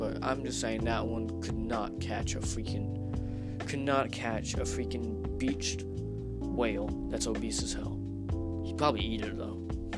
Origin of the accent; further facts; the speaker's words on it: Texas, United States; now in Pennsylvania, United States; Oh yeah, I come from Texas. If you can hear like an accent or some shit